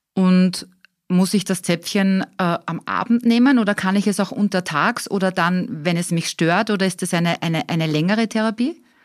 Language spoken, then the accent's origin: German; Austria; bei uns in Österreich